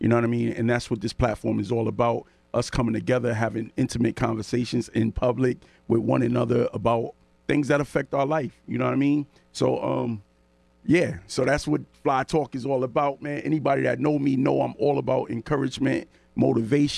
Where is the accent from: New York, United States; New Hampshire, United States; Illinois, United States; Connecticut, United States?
Connecticut, United States; New Haven; I come from the New Haven area